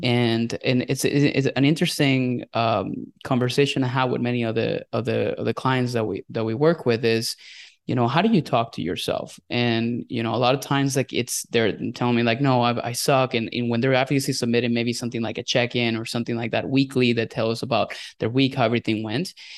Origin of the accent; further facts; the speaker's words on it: Venezuela; English is a second language; moved away as an adult; also born or lived in Indiana, United States; now in United States; I am a Venezuelan immigrant. I was born and raised in Venezuela